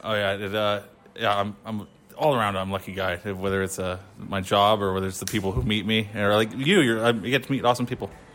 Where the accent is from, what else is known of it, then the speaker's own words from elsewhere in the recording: San Jose, California, United States; moved away as an adult; now in Indiana, United States; San Jose, California, but I recently moved to Indiana.